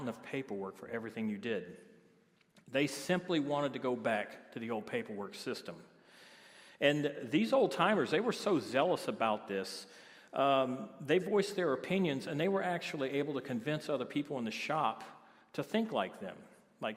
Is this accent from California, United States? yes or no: no; Biloxi, Mississippi, United States; moved away; I'm originally from Biloxi, Mississippi